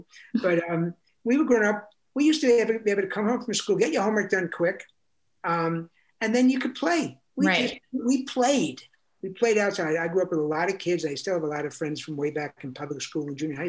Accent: New York City, New York, United States; I grew up in New York City

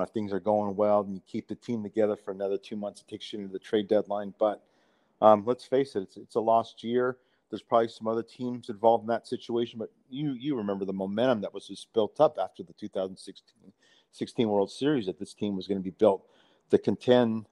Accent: Bay Area, California, United States; I grew up in the Bay Area

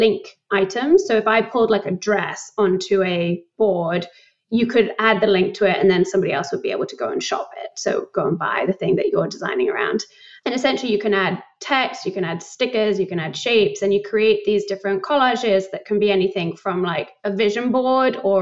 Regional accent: United Kingdom; moved away as an adult; also born or lived in London; now in New York, United States; I moved back to the UK and I spent like all of my childhood there. Grew up just outside of London.

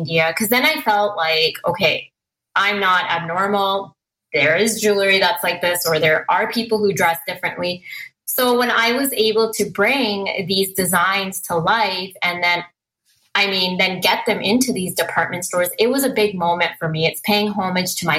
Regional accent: Merritt, British Columbia, Canada; I grew up in a very small town called Merritt, BC.

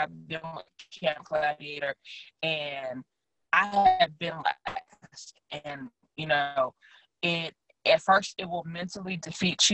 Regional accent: Louisiana, United States; now in Austin, United States; I'm from Louisiana

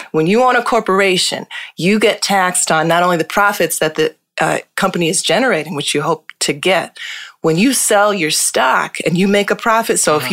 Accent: Hartford, Connecticut, United States; I was born and raised in Hartford, Connecticut

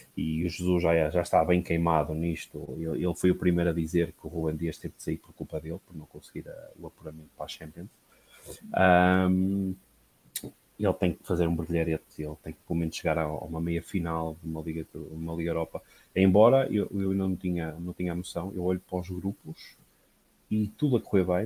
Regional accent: Portugal; sendo português

